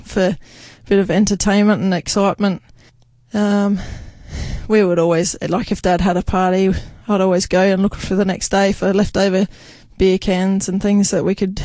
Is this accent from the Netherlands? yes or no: no; Leigh Creek, South Australia, Australia; now in Meningie, Australia; Before that, I'm from a town called Lee Creek, which is a coal mining town. I spent all my childhood down there.